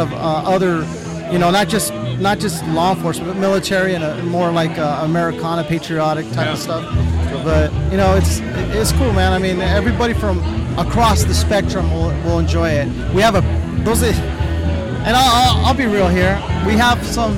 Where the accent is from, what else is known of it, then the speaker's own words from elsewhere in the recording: Riverside, California, United States; I grew up in the IE, Riverside area